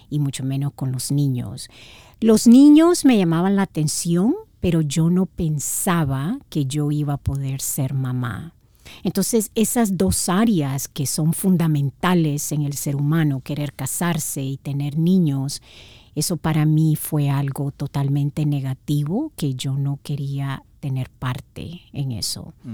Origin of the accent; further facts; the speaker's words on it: Managua, Nicaragua; born there; Bueno, nací en Nicaragua, Managua, Nicaragua, Centroamérica, y tuve una niñez muy, muy linda.